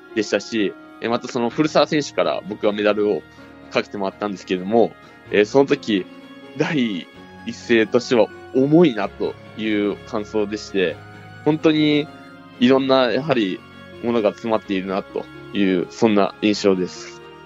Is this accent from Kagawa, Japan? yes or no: no; Saitama, Japan; 僕埼玉県出身で